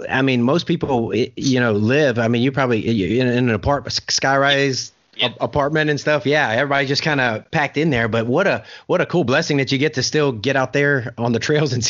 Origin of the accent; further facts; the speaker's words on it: South Louisiana, United States; moved away; I'm from South Louisiana, and when I knew you and I were going to be, you know, visiting, I was back in South Louisiana visiting family